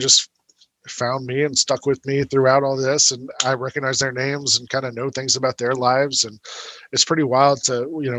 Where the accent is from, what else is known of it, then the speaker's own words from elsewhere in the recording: Atlanta, Georgia, United States; I grew up in Atlanta in the '80s